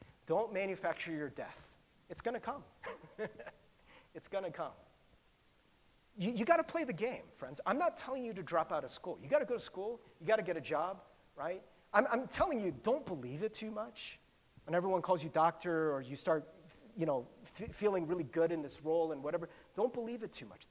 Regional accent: United States; growing up in America

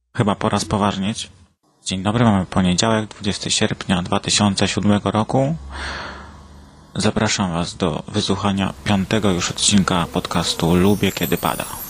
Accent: Poland; moved away as an adult; also born or lived in England; now in United Kingdom; jestem e, z Polski, mm, ale teraz e, mieszkam w, UK, e, w Anglii

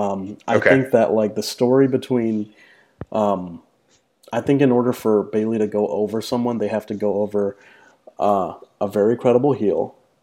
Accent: New York, United States; As a New Yorker

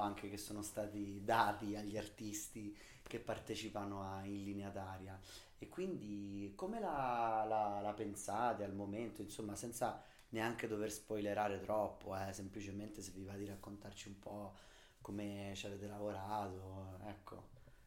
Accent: Umbria, Italy; Io comunque vengo dall'Umbria, che non è certo Manhattan

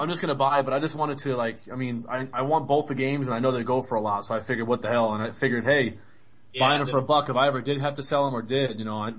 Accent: New York, United States; moved away; also born or lived in Connecticut; I'm originally from New York, man, but I lived in Connecticut for a while too

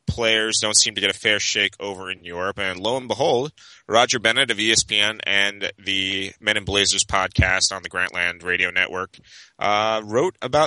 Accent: Scotland, United Kingdom; I'm Scottish

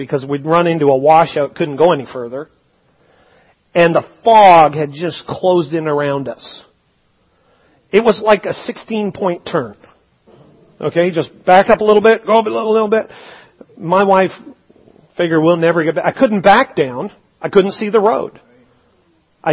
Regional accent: British Columbia, Canada; growing up in British Columbia

